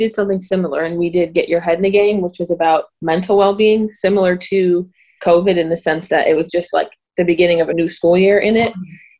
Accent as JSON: {"language": "English", "town": "Chicago", "region": "Illinois", "country": "United States", "moved": "as an adult", "lives_now": "Iowa City, United States", "said": "I'm from Chicago, but I've obviously been in Iowa City for the past couple of years"}